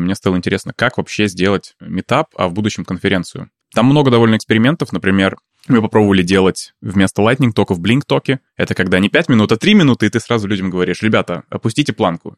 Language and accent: Russian; Saint Petersburg, Russia; moved away as an adult; also born or lived in Thailand / Bali; now in Stockholm, Sweden; я родился в Питере, ага. дожил там до того момента, пока уехал в Таиланд